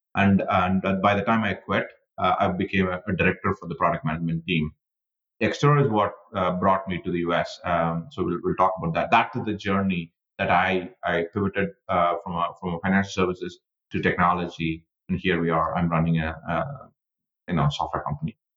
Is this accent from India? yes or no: yes; India; moved away as an adult; I was born and raised in India